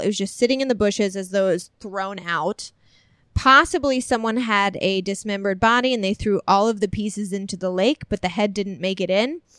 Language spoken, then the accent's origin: English; Illinois, United States; moved away as an adult; my hometown because I lived there for like 21 years